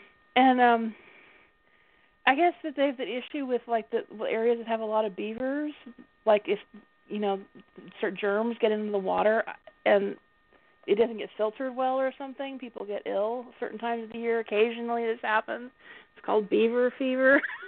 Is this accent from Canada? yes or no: no; Southern United States, United States; I was raised in the South, so my accent's just such a muddle.